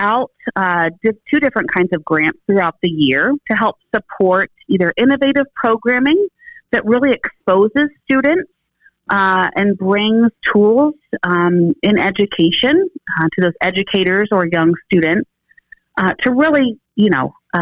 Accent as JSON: {"language": "English", "town": "Ada", "region": "Ohio", "country": "United States", "tie": "born or raised there", "also_born_or_lived": "Union County, Ohio", "said": "I grew up in Hardin County in a little town called Ada, which was wonderful"}